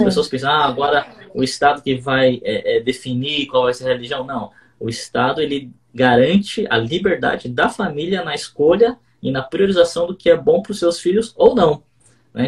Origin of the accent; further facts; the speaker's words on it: Brazil; nós brasileiros